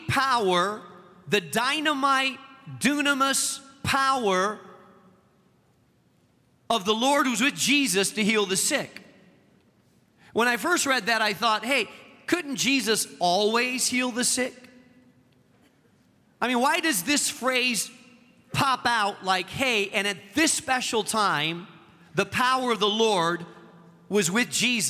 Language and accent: English; Spain; now in Chicago, United States; the country that I grew up in Spain